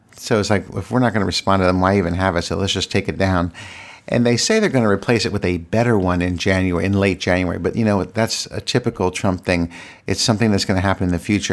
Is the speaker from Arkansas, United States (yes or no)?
no; Virginia, United States; moved away as an adult; now in Washington, D.C., United States; I live in Washington, D C, but I'm from Virginia, and I grew up the majority of my life in Virginia